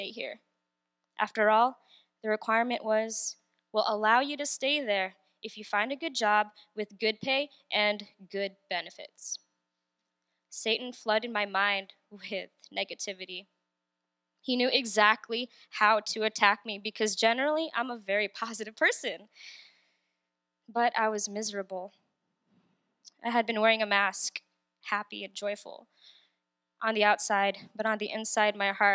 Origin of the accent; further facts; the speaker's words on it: Southern California, United States; moved away as an adult; now in Northern Virginia, United States; I was born and raised in Southern California